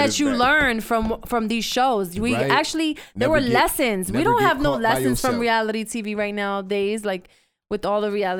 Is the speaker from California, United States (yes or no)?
no; New York City, New York, United States; I was born and raised in the Bronx my whole life.